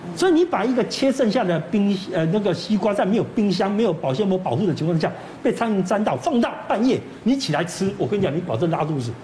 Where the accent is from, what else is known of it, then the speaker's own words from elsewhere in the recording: Taiwan; 我们，台湾人